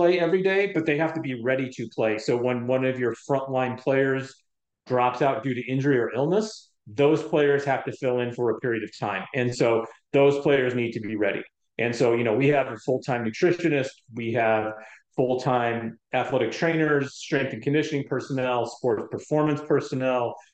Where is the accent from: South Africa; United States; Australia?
United States; Denver, Colorado; moved away; I grew up in Denver, Colorado